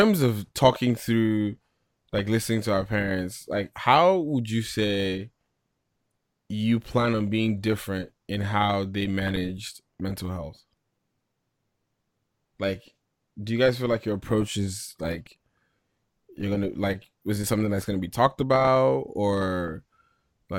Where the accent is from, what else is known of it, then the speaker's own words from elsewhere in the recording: Nigeria; growing up in Nigeria